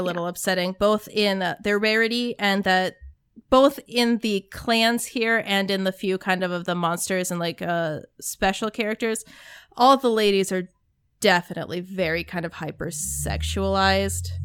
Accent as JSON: {"language": "English", "region": "Arizona", "country": "United States", "tie": "born or raised there", "also_born_or_lived": "Minnesota", "said": "I grew up in Arizona"}